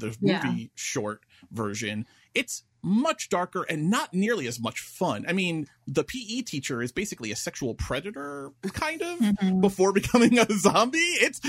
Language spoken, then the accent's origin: English; New York, United States; because I'm an Italian from New York.